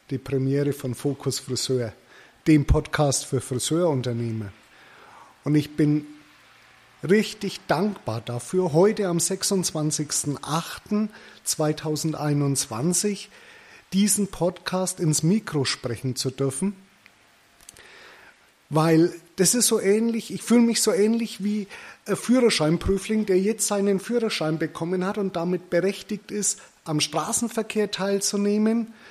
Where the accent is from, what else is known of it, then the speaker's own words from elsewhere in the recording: Bavaria, Germany; accent: Middle Franconian; Geboren und aufgewachsen im wunderschönen Mittelfranken. Das hört ihr auch an meinem Dialekt.